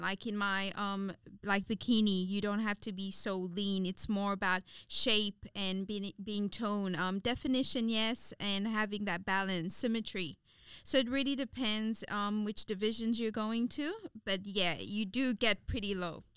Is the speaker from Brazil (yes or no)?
no; Seychelles; moved away as an adult; now in Australia; I was born here, but I grew up in the Seychelles.